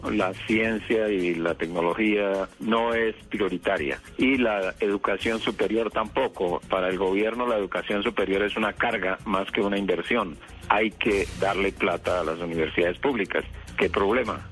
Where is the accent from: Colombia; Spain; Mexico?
Colombia; vivimos en Colombia, somos científicos colombianos que trabajamos aquí